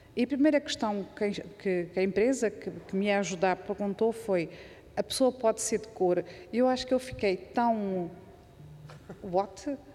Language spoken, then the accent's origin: Portuguese; Mozambique; now in Coimbra, Portugal; eu sou moçambicana